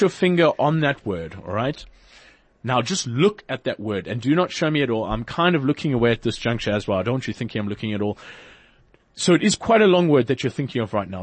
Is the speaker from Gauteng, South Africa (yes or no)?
no; Port Elizabeth, Eastern Cape, South Africa; moved away; I'm originally from Port Elizabeth